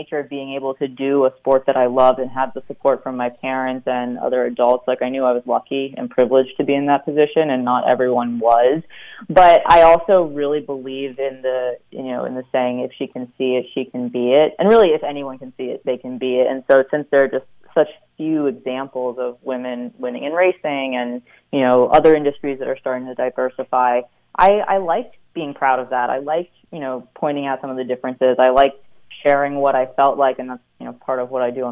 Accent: New York, United States; moved away as an adult; also born or lived in Stanford, California; Even though I'm from New York, I now can't do winter very well.

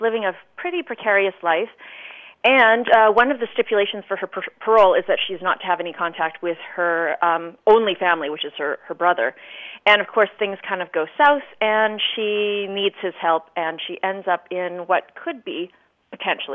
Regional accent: Brandon, Manitoba, Canada; now in Vancouver, Canada; I grew up in Brandon, Manitoba

